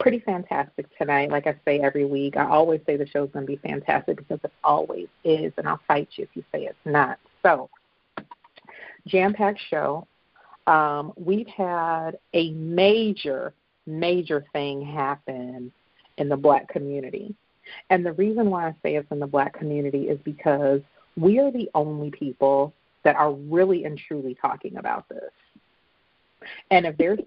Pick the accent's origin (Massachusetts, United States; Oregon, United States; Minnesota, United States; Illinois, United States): Illinois, United States; Chicago; I'm from Chicago